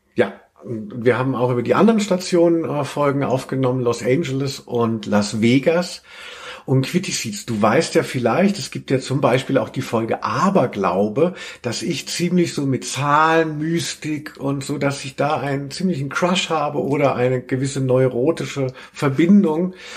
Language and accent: German; Hesse, Germany; wo ich herkomme, aus Hessen